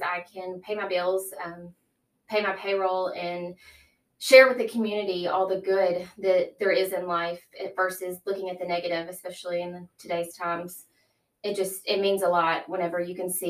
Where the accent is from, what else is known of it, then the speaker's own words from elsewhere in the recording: Brighton, Tennessee, United States; I grew up in Brighton. I have four siblings. I went to Brighton kindergarten through high school